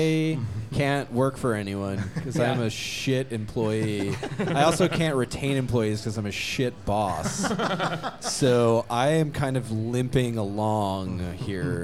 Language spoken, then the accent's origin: English; New Jersey, United States; also born or lived in Georgia; now in Portland, United States; I'm from Jersey